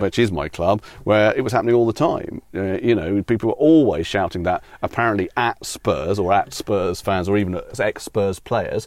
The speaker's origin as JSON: {"language": "English", "country": "United Kingdom", "tie": "born or raised there", "also_born_or_lived": "United States", "said": "I'm a British citizen. I've lived my whole life here, apart from being born in America"}